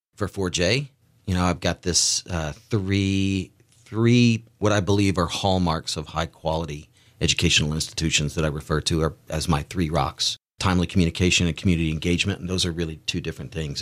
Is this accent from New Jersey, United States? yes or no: no; outside Nashville, Tennessee, United States; moved away as an adult; also born or lived in Beaufort, South Carolina / Parris Island, South Carolina; now in Eugene, United States; I grew up outside of Nashville, Tennessee, in very little towns, Ridgetop and White House and Greenbrier